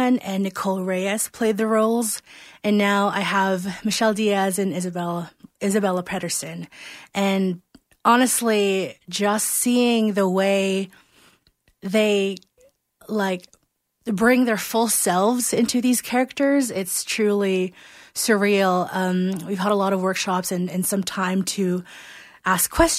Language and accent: English; Philippines; now in Calgary, Canada; I was born and raised in the Philippines